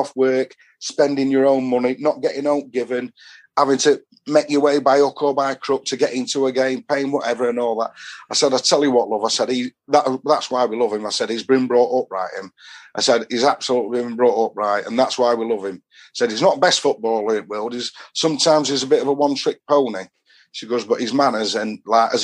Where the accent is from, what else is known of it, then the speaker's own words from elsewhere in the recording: Doncaster, Yorkshire and the Humber, United Kingdom; from Donny